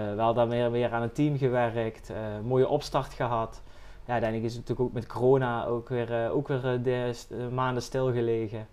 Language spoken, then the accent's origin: Dutch; Valkenburg, Limburg, Netherlands; ik ben zelf uit Valkenburg